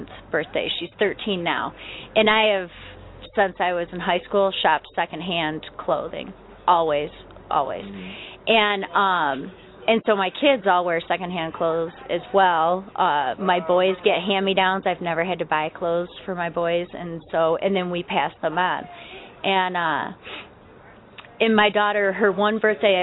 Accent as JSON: {"language": "English", "town": "Flushing", "region": "Michigan", "country": "United States", "tie": "born or raised there", "also_born_or_lived": "Flint, Michigan / New Lothrop, Michigan", "said": "I grew up in Flushing outside of Flint, but now I live in New Lothrop"}